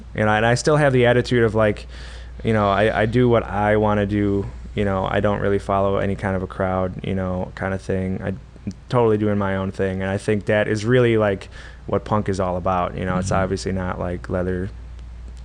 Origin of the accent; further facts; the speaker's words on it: Oshkosh, Wisconsin, United States; I'm born and raised in Oshkosh here. Well, Oshkosh, we're in Appleton, but yeah. Been in Oshkosh my whole life.